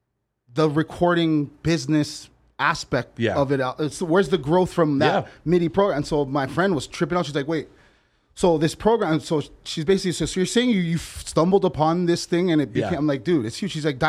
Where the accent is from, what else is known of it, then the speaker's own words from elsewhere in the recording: Hawaii, United States; because I'm not really, like, I'm Hawaiian.